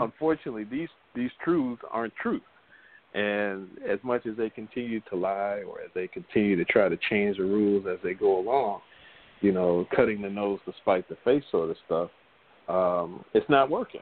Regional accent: United States; growing up in America

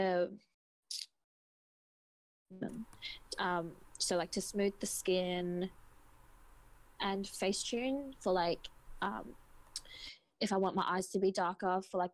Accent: Sydney, New South Wales, Australia; I'm from Sydney, Australia

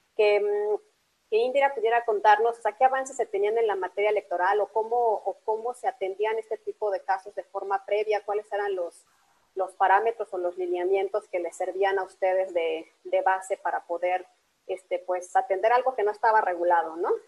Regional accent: Mexico

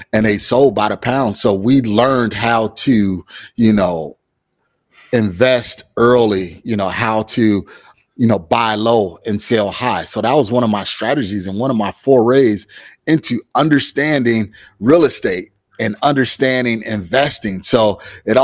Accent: Chicago, Illinois, United States; moved away as an adult; now in Phoenix, United States; I hail from Chicago, Illinois, but I am in the Phoenix, Arizona market. And I've been out here for about 10 years now.

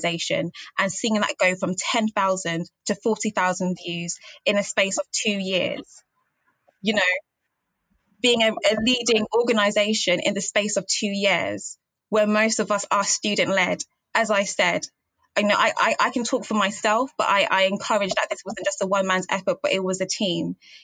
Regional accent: London, United Kingdom; I'm from East London, possibly one of the worst areas in East London

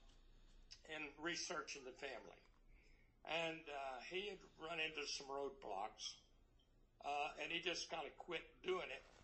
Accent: South Alabama, United States; I was born in South Alabama.

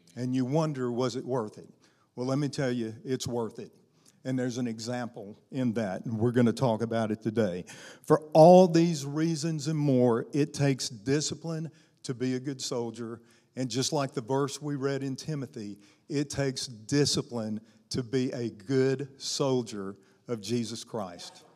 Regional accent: Arkansas, United States; also born or lived in Tennessee / Louisiana; now in Alabama, United States; I was raised in Arkansas

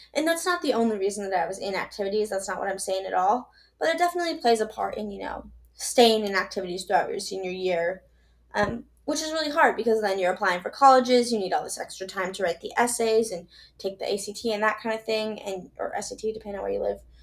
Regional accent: Minnesota, United States; I'm from Minnesota. I live in Minnesota.

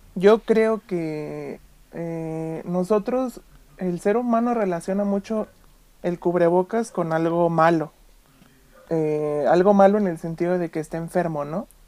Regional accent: Mexico; no tenemos nosotros como mexicanos la costumbre de usar un cubrebocas

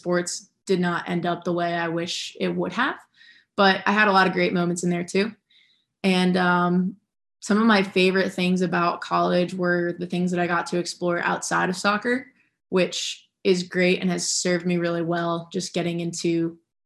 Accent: New Jersey, United States; I grew up in New Jersey.

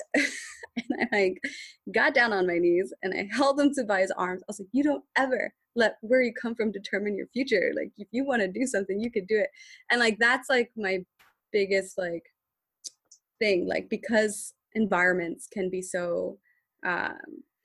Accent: Philadelphia, Pennsylvania, United States; I grew up in North Philly. I grew up in Northern Liberties before it became Northern Liberties and it was just North Philly.

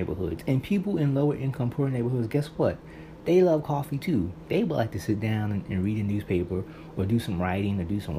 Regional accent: New York City, New York, United States; being a New Yorker

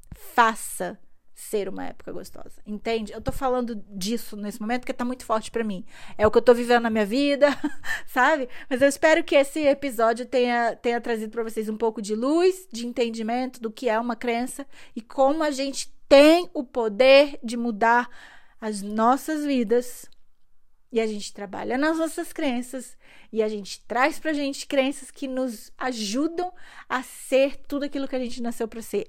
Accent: Brazil; now in Germany; eu nasci no Brasil

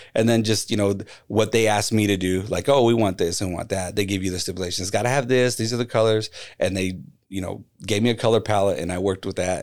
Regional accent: Phoenix, Arizona, United States; it's my hometown team

